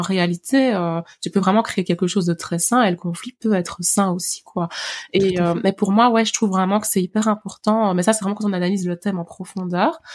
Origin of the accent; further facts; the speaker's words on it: Liège, Wallonia, Belgium; j'ai grandi vraiment à Liège Centre